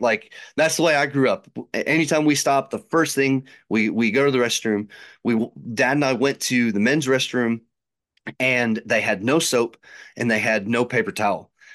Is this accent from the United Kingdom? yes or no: no; Chicago, Illinois, United States; now in Tennessee, United States; growing up in Chicago